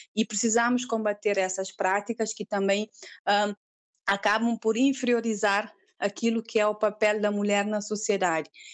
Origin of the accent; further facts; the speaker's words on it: Cape Verde; sou cabo-verdiana, tenho 39 anos